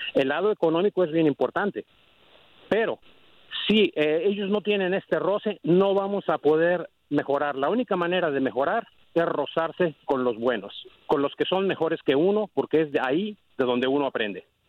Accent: Mexico; now in San Antonio, United States; Yo soy mexicano

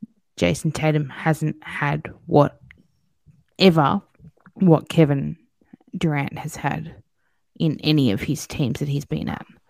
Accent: Australia; as an Australian

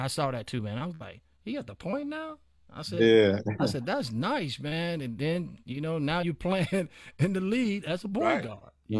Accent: Chicago, Illinois, United States; coming from Chicago, we all had it.

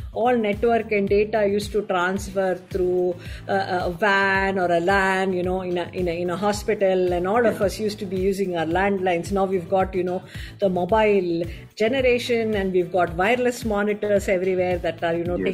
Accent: Chennai, Tamil Nadu, India; I grew up in Chennai

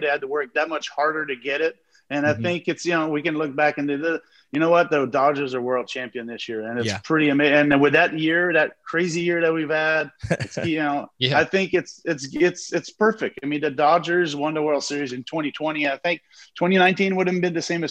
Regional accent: Montreal, Quebec, Canada; I'm from Montreal.

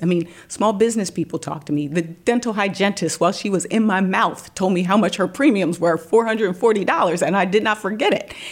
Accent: Delaware, United States; head of state personnel in the state of Delaware, my home state

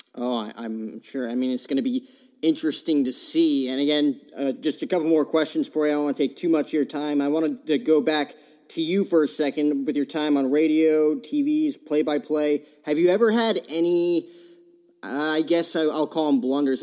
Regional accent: New Jersey, United States; moved away as an adult; now in Phoenix, United States; I grew up in Jersey

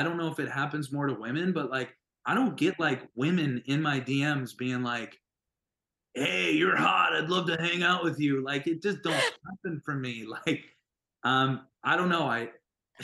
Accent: North Dakota, United States; moved away; I loved growing up there

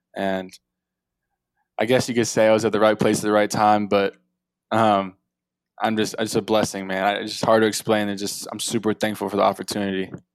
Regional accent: Atlanta, Georgia, United States; I'm from South Atlanta area

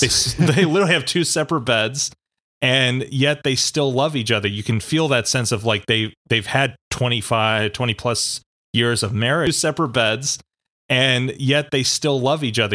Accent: East Coast, United States; moved away; I was born out on the West Coast, grew up on the East Coast in New York and Pennsylvania.

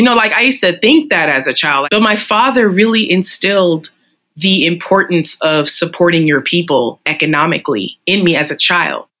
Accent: San Francisco, California, United States; I was born and raised here.

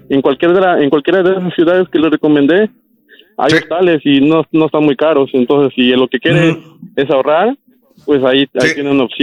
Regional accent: Quintana Roo, Mexico; yo soy del estado de Quintana Roo

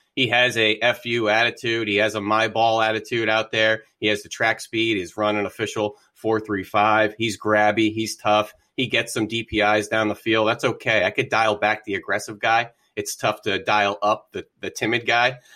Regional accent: the Poconos, Pennsylvania, United States; also born or lived in Philadelphia; went to Drexel University after growing up in the Poconos

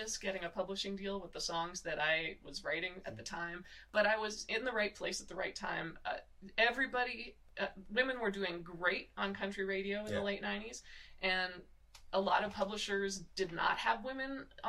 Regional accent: Muskoka, Ontario, Canada; I grew up in Canada in an area called Muskoka, Ontario

